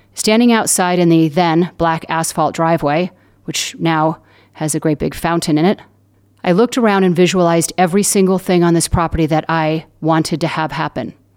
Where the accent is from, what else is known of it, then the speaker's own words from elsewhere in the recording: Southern California, United States; I'm from Southern California